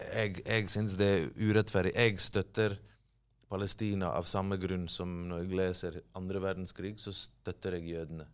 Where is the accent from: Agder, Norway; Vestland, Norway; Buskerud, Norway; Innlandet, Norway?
Vestland, Norway; Bergen; accent: Bergen dialect with rolled R; also born or lived in Bosnia and Herzegovina; Løvstakken, der jeg er fra, ligger veldig nær sentrum